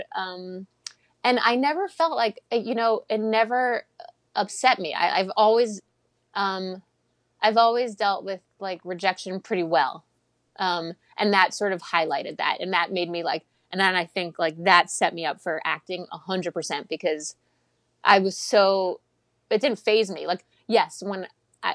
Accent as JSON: {"language": "English", "area": "Long Island", "region": "New York", "country": "United States", "tie": "born or raised there", "said": "I grew up on Long Island"}